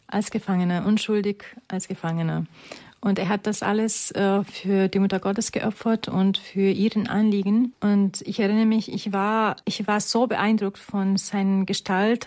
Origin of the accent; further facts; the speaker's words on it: Romania; moved away; ich komme ursprünglich aus Rumänien